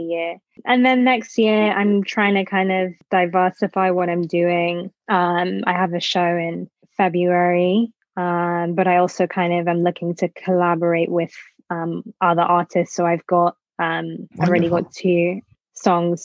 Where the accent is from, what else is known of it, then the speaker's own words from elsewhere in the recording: London, United Kingdom; where I grew up in Camden in London, in North London, is like full of music